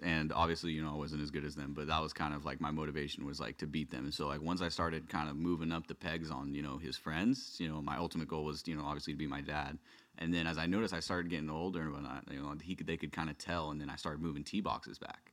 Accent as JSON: {"language": "English", "area": "West County", "region": "California", "country": "United States", "tie": "born or raised there", "said": "growing up in, you know, West County, there was, there was no kids that played golf"}